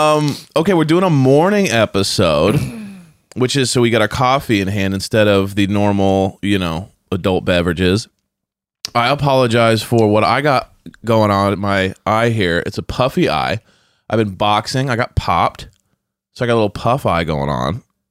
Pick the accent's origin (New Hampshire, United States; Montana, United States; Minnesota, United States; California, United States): California, United States; And I'm like, you're wrong. We're from California.